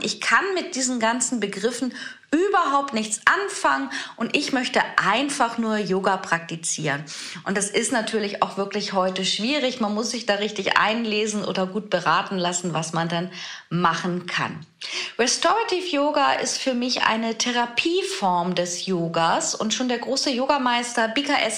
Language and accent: German; Germany; hier bei uns in Deutschland